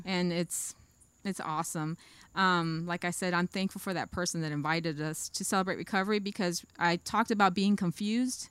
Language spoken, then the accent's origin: English; Pahokee, Florida, United States; also born or lived in Boynton Beach, Florida / Belle Glade, Florida; I was born in Boynton, but I grew up in Pahokee